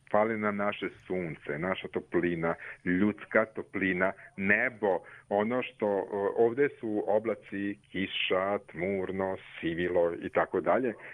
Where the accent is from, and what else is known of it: Serbia; also born or lived in Stavanger, Norway; now in Norway